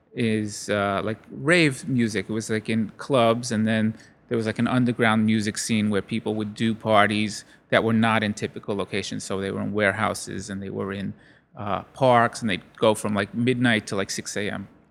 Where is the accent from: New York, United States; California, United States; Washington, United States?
New York, United States; Brooklyn; also born or lived in Long Island; I grew up in Brooklyn